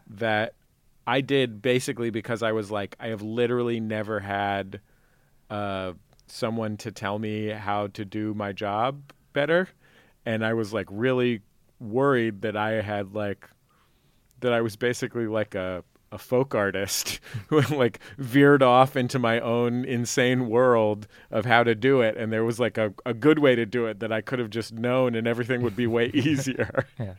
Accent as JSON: {"language": "English", "town": "San Francisco", "region": "California", "country": "United States", "tie": "born or raised there", "said": "I grew up in in the Mission sort"}